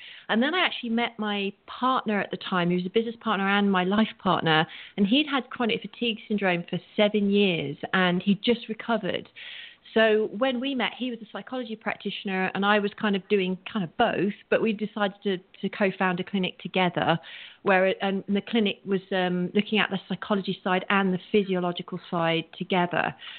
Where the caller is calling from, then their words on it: Santa Monica, California, United States; I'm actually calling in from Santa Monica, so I'm Pacific Coast time.